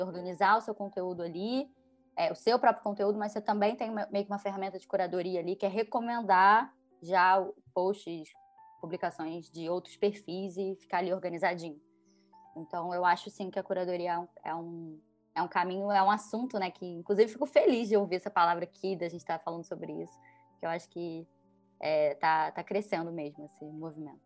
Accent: Rio de Janeiro, Brazil; eu, por exemplo, sou carioca, apaixonada pelo Rio

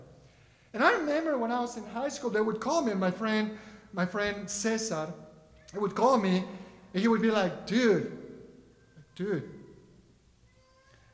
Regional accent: Mexico City, Mexico; first language Spanish; English is a second language; now in Kentucky, United States; Growing up in Mexico City

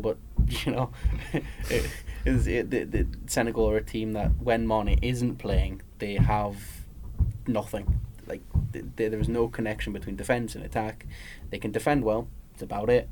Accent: Newcastle upon Tyne, North East England, United Kingdom; now in London, United Kingdom; being a Geordie

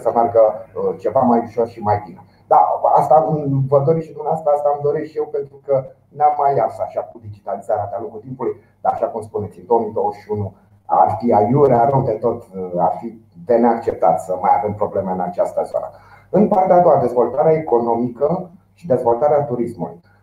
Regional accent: Romania; noi suntem români și avem experiențe în această țară

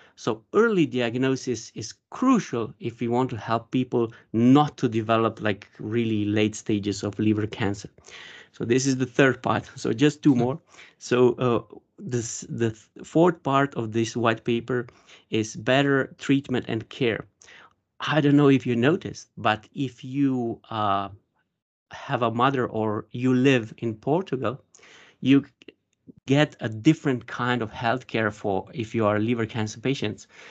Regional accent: Slovenia; I'm from Slovenia

